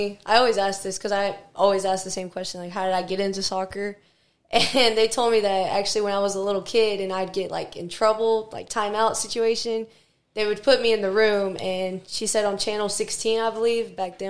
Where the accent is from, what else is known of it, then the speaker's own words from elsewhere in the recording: Victoria, Texas, United States; I'm from Victoria, Texas. A boring place, whatever.